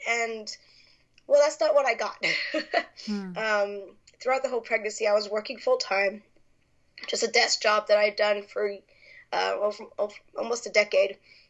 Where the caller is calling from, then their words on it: Las Vegas, Nevada, United States; I am from Las Vegas, Nevada, and it is actually about getting ready to rain over here.